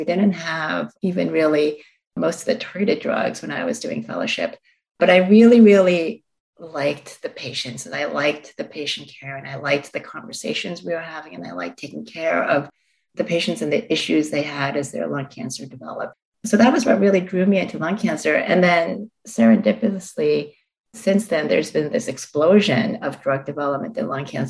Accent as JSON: {"language": "English", "town": "Long Island", "region": "New York", "country": "United States", "tie": "born or raised there", "accent": "Long Island", "lives_now": "Boston, United States", "said": "Yeah, I grew up in Long Island, New York, and people tell me that since then I've lost my Long Island accent, but I'm not entirely sure about that. It comes out, especially when I'm tired."}